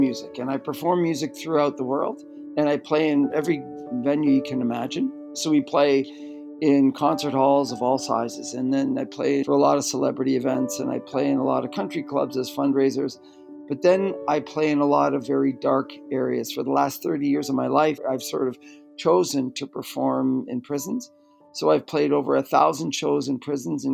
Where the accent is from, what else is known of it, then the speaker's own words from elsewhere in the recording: Canada; I grew up in Canada.